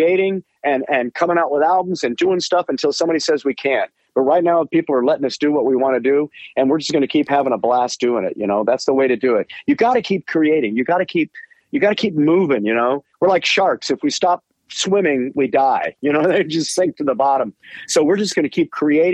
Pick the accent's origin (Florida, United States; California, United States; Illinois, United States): California, United States; Bay Area; we're from the Bay Area